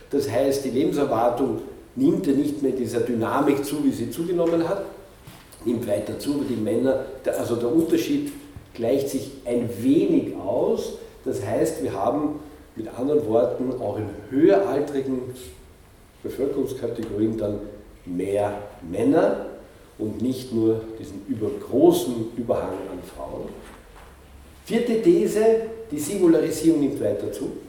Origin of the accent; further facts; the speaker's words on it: Linz, Upper Austria, Austria; wie in Linz oder wo ich herkomme, in Linz oder teilweise auch in Paris